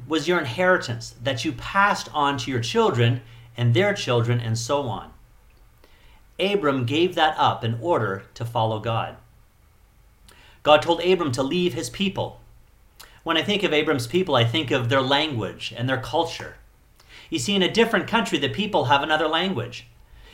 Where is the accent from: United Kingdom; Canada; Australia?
Canada; also born or lived in Chiang Mai, Thailand / Phuket, Thailand; now in Thailand; I'm Canadian